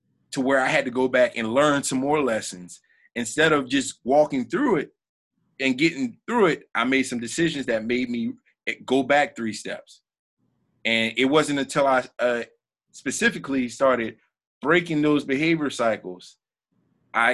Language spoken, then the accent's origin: English; South Florida, United States; I grew up in South Florida